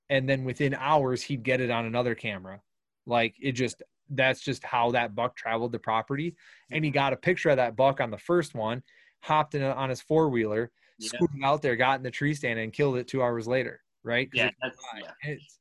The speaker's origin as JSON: {"language": "English", "region": "Wisconsin", "country": "United States", "said": "We're from Wisconsin."}